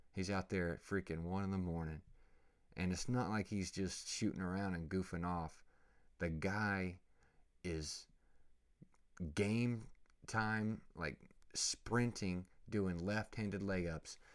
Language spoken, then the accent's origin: English; Oklahoma, United States; I grew up in Oklahoma, going to the lakes and freaking wakeboarding